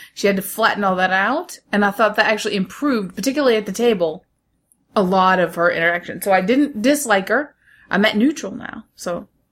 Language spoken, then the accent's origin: English; United States; I'm the American in this family